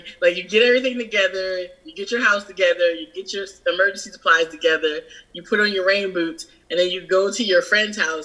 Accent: Philadelphia, Pennsylvania, United States; moved away as an adult; now in New Orleans, United States; I'm from Philadelphia originally. I've been living in New Orleans.

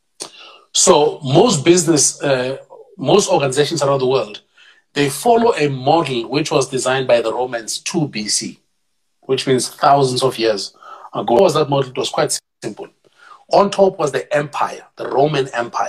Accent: Tembisa, Gauteng, South Africa; I'm a township boy through and through. I'm from Tembisa

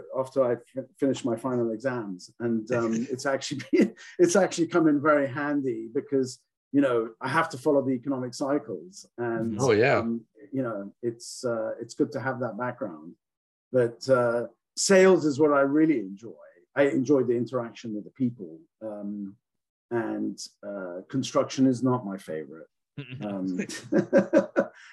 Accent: England, United Kingdom; now in United States; I grew up in England. I'm not from New Zealand.

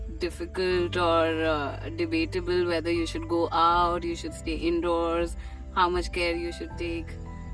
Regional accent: India; moved away as an adult; now in Bali, Indonesia; from India. And I've been in Bali for a month now.

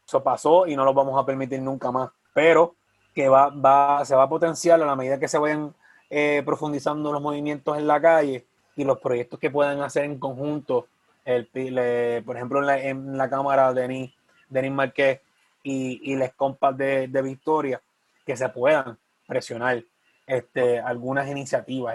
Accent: Sabana Grande, Puerto Rico; mi pueblo de Sabana Grande

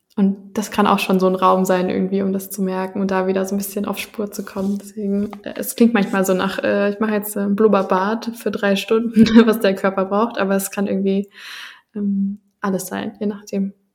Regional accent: Germany; bei meiner ganz eigenen Identität irgendwie und Geschichte so als Deutsche

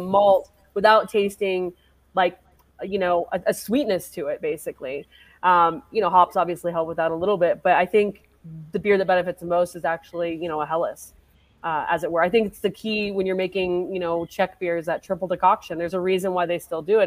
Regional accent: Colorado, United States; also born or lived in Michigan / Poughkeepsie, New York / Asheville, North Carolina; I grew up here in Colorado for the most part, uh, but I spent a little time in Michigan.

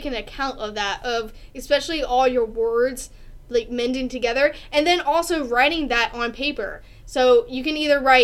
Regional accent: the South, United States; I'm from the South

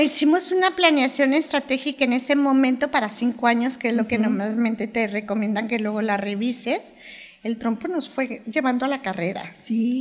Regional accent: Guadalajara, Jalisco, Mexico; soy de Guadalajara

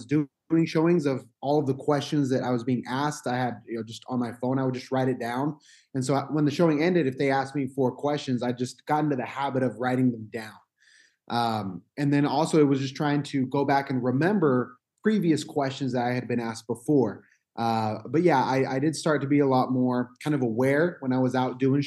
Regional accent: Utah, United States; So my family is from Mexico. I was born here in Utah, but I have that, you know, Hispanic heritage

